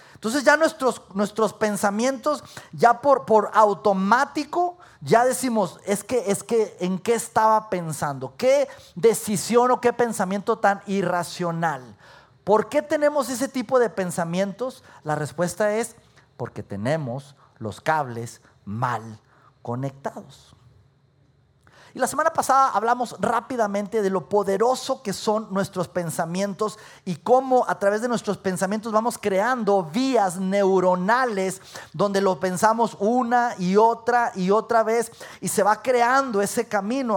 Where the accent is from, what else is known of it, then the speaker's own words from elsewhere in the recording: Durango, Mexico; moved away as an adult; also born or lived in Mexico City; now in Saltillo, Mexico; Yo había salido de mi ciudad natal, de Durango